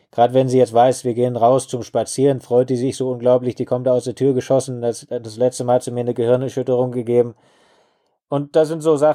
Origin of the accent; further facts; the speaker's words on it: Lake Constance, Germany; now in Botswana; Ich bin am Bodensee aufgewachsen und muss schon sagen, damals schon sehr naturverbunden.